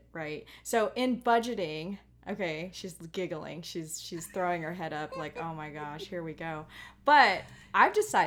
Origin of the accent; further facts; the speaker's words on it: Hawaii, United States; I am Hawaiian.